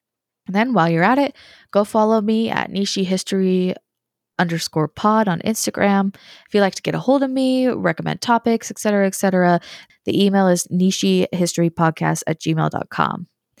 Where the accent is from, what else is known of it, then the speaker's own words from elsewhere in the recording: United States; I am an American pleb who only knows English and rudimentary French